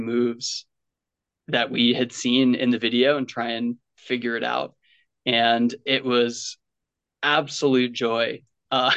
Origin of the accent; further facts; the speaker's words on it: Western Long Island, New York, United States; I grew up on Long Island, like 5 minutes from Queens. So Western Long Island